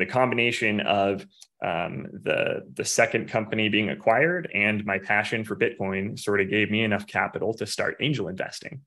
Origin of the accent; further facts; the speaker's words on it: Missouri, United States; moved away as an adult; also born or lived in Silicon Valley; now in Phoenix, United States; I'm from the Midwest originally, from Missouri.